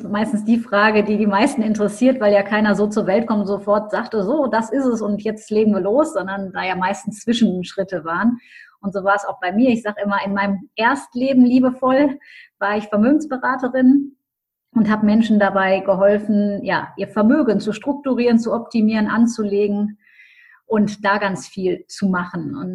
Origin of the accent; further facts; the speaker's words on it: Düsseldorf, North Rhine-Westphalia, Germany; Ich komme aus Düsseldorf, habe auch meine Coaching-Praxis in Düsseldorf arbeite inzwischen auch international.